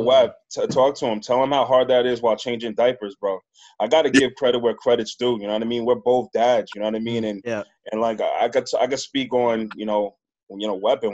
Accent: New York, United States; moved away as an adult; now in Worcester, United States; I'm from New York. Yeah, and I'm out here in Worcester.

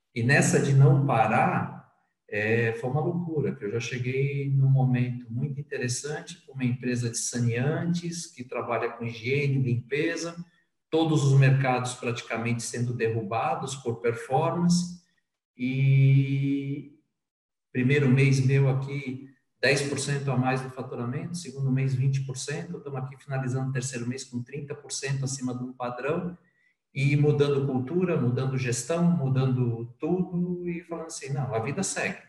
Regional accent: São Paulo, Brazil; moved away as an adult; also born or lived in Northeast Brazil / Angola; Eu sou de São Paulo, mas na verdade a, a profissão comercial, a profissão de marketing me levou a morar em vários lugares

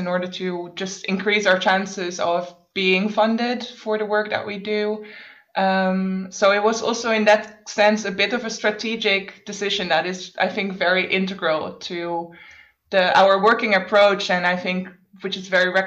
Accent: Netherlands; moved away as an adult; now in Berlin, Germany; originally from the Netherlands, but I've been based in Berlin for about 6 years

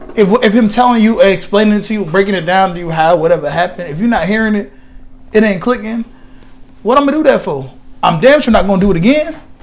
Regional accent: Queens, New York, United States; Yeah, I'm from Queens.

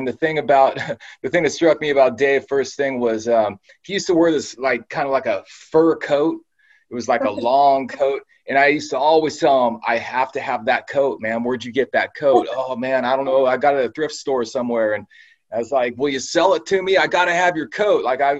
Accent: San Jose, California, United States; I'm from San Jose, California, Bay Area.

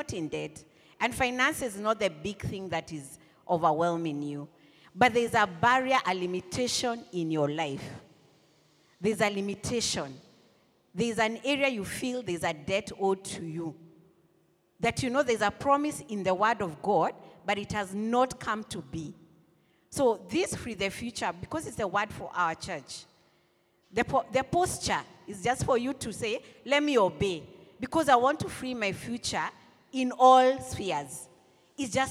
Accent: Nairobi, Kenya; I grew up in Buru

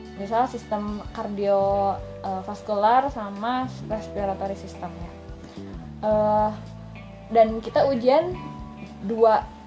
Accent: Garut, West Java, Indonesia; aku kan asal Garut di SMA 1 Garut

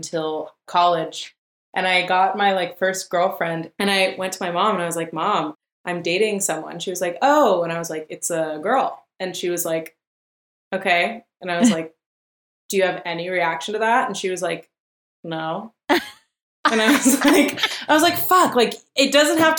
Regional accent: Berkeley, California, United States; also born or lived in Oakland; I grew up in Berkeley with two moms.

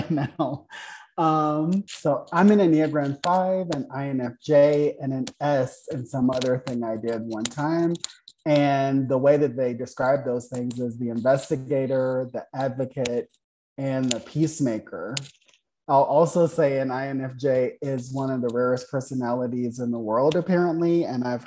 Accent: Richmond, Virginia, United States; also born or lived in London, England / Boston, Massachusetts; now in Denver, United States; I grew up in Richmond, Virginia, which is really far away from Denver

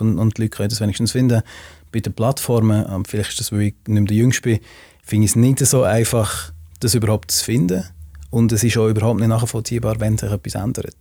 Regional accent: Switzerland; wir haben als Schweizer

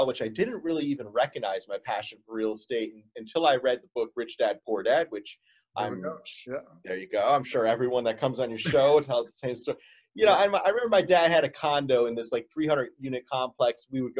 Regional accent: New Jersey, United States; born and raised in Jersey

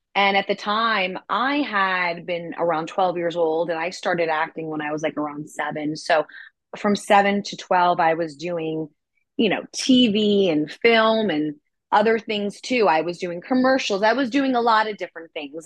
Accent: New York City, New York, United States; as far as New York City goes, um, that's my hometown. I'm from Manhattan.

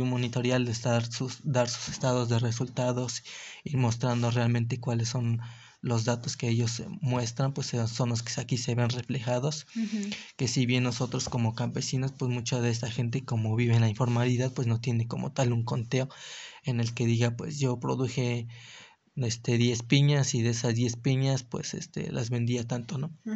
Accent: Mexico; cómo vivimos nosotros como mexicanos

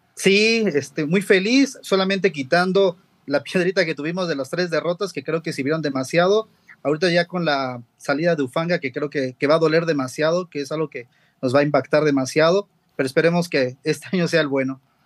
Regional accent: Mexico City, Mexico; De la Ciudad de México

